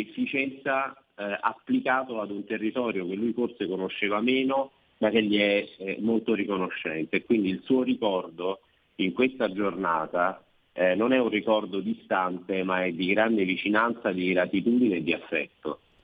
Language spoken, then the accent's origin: Italian; Province of Caserta, Campania, Italy; della mia provincia, la provincia di Casesta